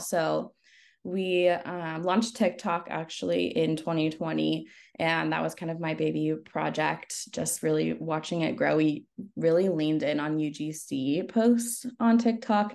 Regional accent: Northern California, United States; moved away as an adult; also born or lived in Los Angeles, United States; I moved back home. I'm from Northern California, way, way, way up north by the border of Oregon

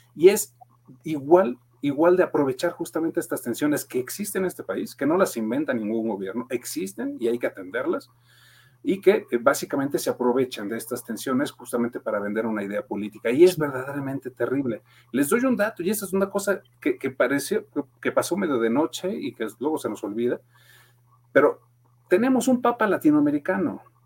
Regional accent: Mexico; como somos todos mexicanos

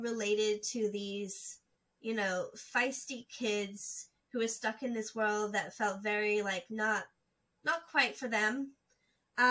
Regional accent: United Kingdom; now in United States; I am British

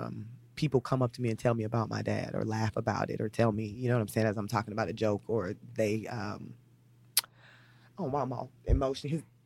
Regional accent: St. Louis, Missouri, United States; born there; No. I was born in St. Louis, Missouri.

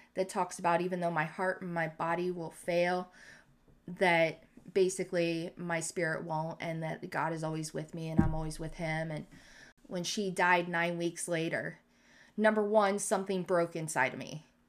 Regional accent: Canton, Ohio, United States; where I grew up in Canton South

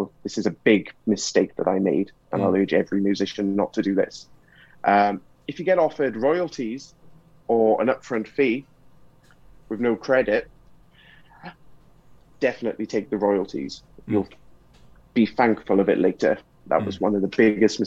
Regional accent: Cardiff, Wales, United Kingdom; being Welsh

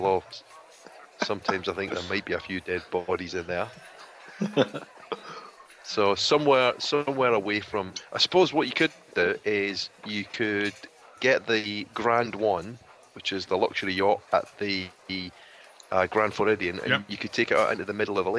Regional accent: Glasgow, Scotland, United Kingdom; my hometown of Glasgow.

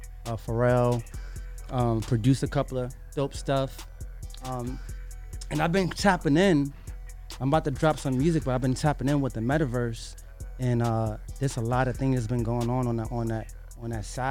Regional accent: New York City, New York, United States; I'm from the west side of Harlem

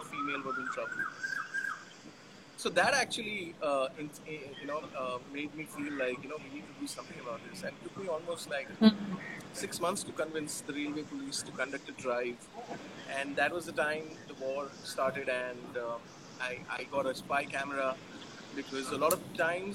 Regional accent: Mumbai, Maharashtra, India; I am born and brought up in Mumbai

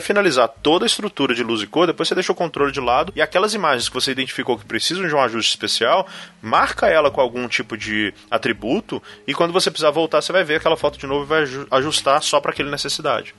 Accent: Belo Horizonte, Minas Gerais, Brazil; aqui na minha terra natal

